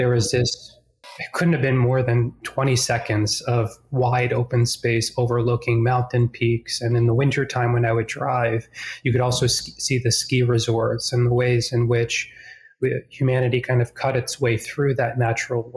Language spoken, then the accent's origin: English; Boston, Massachusetts, United States; now in Charlotte, United States; I'm originally from Boston, or just outside of Boston